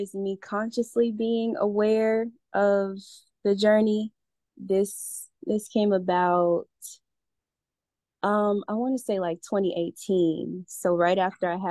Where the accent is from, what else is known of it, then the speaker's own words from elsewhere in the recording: Atlanta, Georgia, United States; moved away as an adult; also born or lived in Alabama / North Carolina; now in Costa Rica; I was raised in Atlanta and I grew up a Muslim.